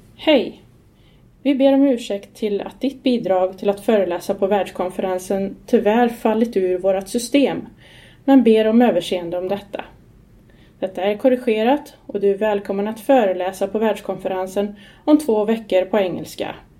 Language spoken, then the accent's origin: Swedish; Skara, Västra Götaland, Sweden; Jag är uppväxt i Skara på 70-talet